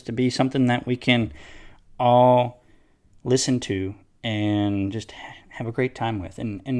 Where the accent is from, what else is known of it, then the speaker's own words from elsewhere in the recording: Northern Kentucky, United States; moved away as an adult; now in Nashville, United States; I'm 37, and I'm originally from Northern Kentucky. Went to University of Kentucky, graduated in 2008 from there, and moved down here to Nashville and have been here ever since.